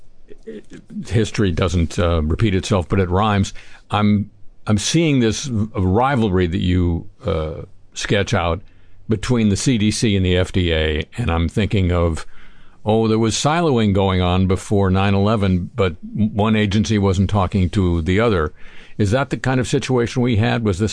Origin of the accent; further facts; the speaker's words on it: United States; as an American